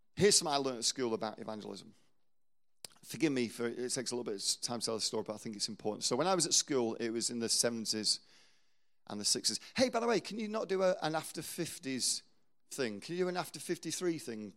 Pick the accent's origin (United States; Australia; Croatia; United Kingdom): United Kingdom; England; we're English